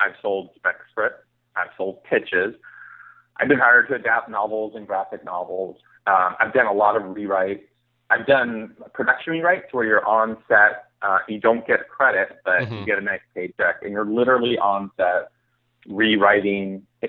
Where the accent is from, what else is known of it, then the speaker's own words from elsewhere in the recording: California, United States; I didn't know any writers growing up in the Bay Area.